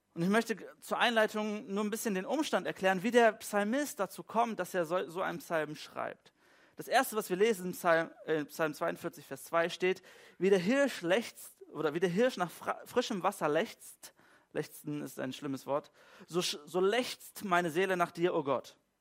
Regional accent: Germany; So als typischer Deutscher in unserer deutschen Kultur

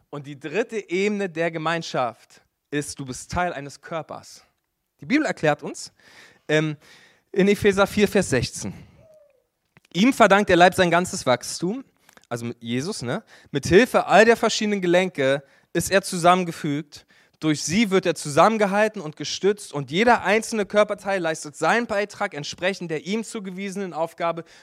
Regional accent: Berlin, Germany; Hey, ich bin in Berlin groß geworden in einer Kirche, äh, die hatte das nicht so richtig, Kleingruppen.

